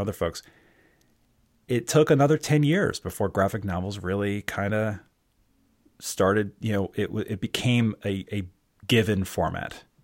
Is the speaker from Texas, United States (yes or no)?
no; Towson, Maryland, United States; I'm from Towson, Maryland